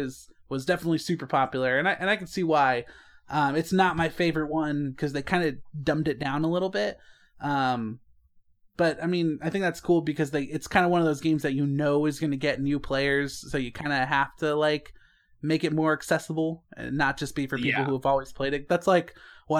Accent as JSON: {"language": "English", "town": "Las Vegas", "region": "Nevada", "country": "United States", "said": "I'm from the Vegas."}